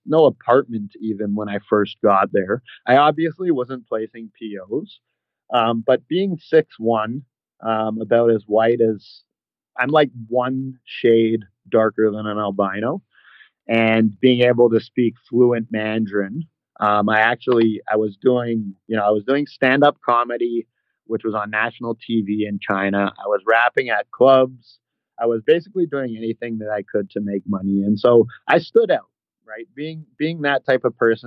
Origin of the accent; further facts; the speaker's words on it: Toronto, Ontario, Canada; accent: Canadian; moved away as an adult; also born or lived in Alberta / Utah; So I was born and raised in Toronto. I grew up there, and then I spent a little bit of time in Western Canada, in Alberta